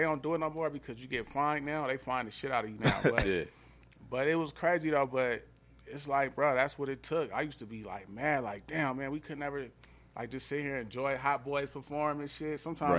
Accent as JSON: {"language": "English", "town": "Atlanta", "region": "Georgia", "country": "United States", "lives_now": "Los Angeles, United States", "said": "Even when I just moved to L.A. recently from Atlanta, like, I didn't go to L.A. like thinking, oh, I'm from Atlanta."}